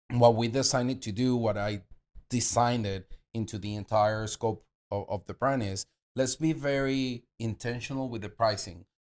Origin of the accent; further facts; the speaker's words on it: Venezuela; Uh, and I'm Latino and from Venezuela.